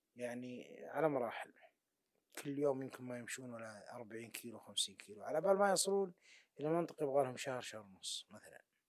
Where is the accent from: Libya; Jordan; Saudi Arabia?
Saudi Arabia; Najd; عندنا في نجد